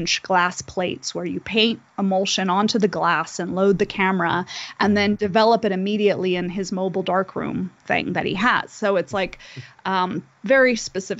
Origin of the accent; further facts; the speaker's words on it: Southern California, United States; also born or lived in Venice, Los Angeles / Santa Monica; my history growing up in Southern California in the arts of various kinds